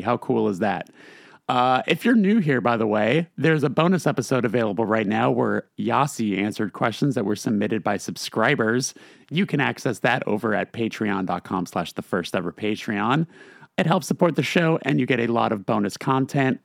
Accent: Burbank, California, United States; I'm from Burbank

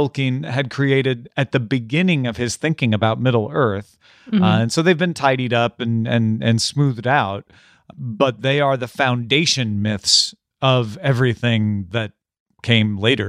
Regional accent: Ireland; Is that offensive to me because I'm Irish?

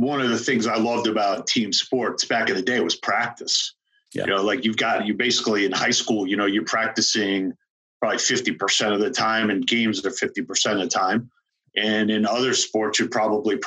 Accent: Long Island, New York, United States; I'm from Long Island.

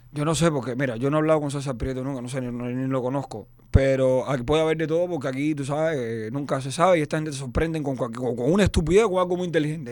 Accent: Cuba; now in Miami, United States; somos cubanos y somos muy pasionales

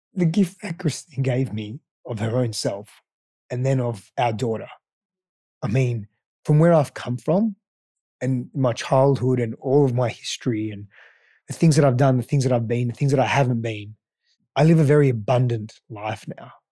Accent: Australia; first language Greek; English is a second language; also born or lived in Greece; now in Austin, United States; I grew up in Australia, I also grew up in Greece for the first part of my

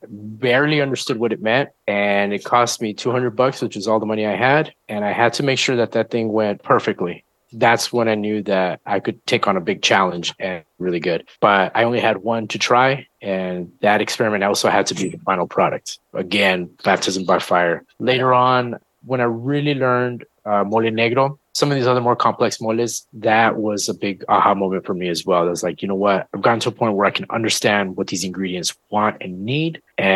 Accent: Austin, Texas, United States; You know, we're from Austin. We know how to drop some coin

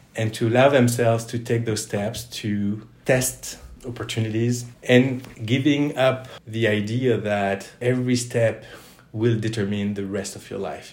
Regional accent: Toulouse, Occitania, France; moved away as an adult; also born or lived in United States; I'm originally from France, mm-hmm. from southwest France, from Toulouse.

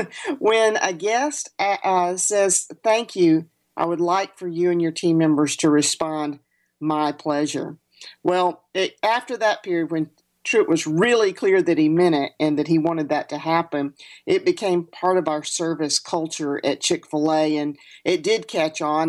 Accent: the South, United States; growing up in the South

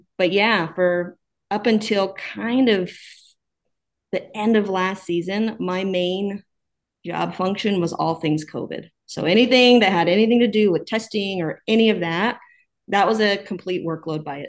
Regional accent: Oklahoma, United States; moved away as an adult; also born or lived in Virginia; now in Twin Cities, United States; As I talk, you'll probably notice that I am originally from Oklahoma. So I grew up there

